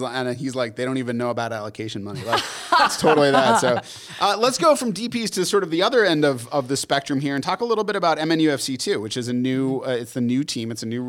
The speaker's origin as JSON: {"language": "English", "country": "United States", "said": "Like, we're definitely American, so."}